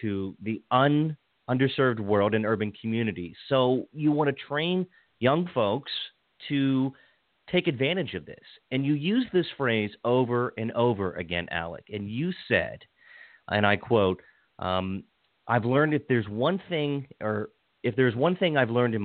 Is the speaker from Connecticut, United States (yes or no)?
no; Washington County, Western Maryland, United States; also born or lived in Montgomery County, Maryland; I grew up in Washington County, then I moved to Montgomery County.